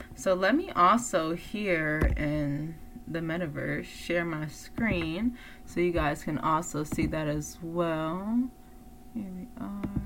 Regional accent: East Coast, United States; moved away; I come from the East Coast where it's like very government oriented like you know because it's like that's where washington dc is

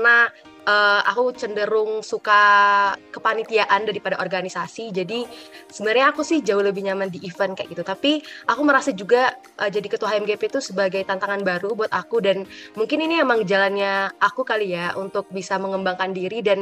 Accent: Sumatra, Indonesia; Oke, kalau dari aku sendiri, aku kan asalnya dari Sumatera ya.

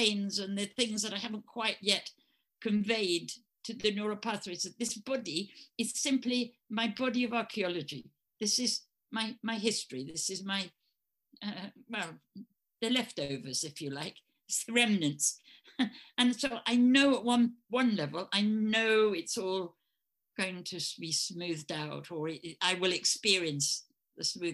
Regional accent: England, United Kingdom; accent: English; in America, they liked my English accent

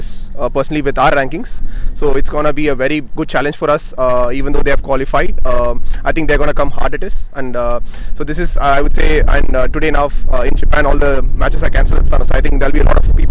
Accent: India; moved away; I'm from India

